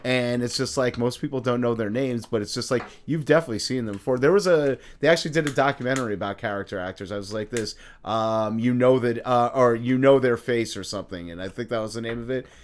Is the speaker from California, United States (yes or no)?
no; New York, United States; I'm from New York